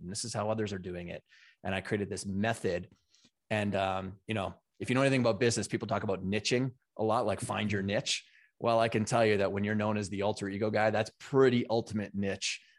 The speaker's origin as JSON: {"language": "English", "country": "Canada", "tie": "born or raised there", "moved": "as an adult", "lives_now": "United States", "said": "I grew up in Canada on a Big Farm and Ranch"}